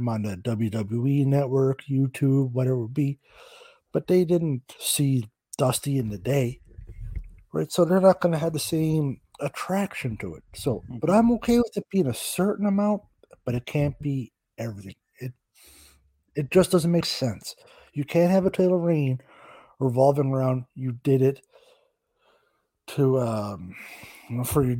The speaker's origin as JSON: {"language": "English", "country": "Canada", "said": "I'm Canadian"}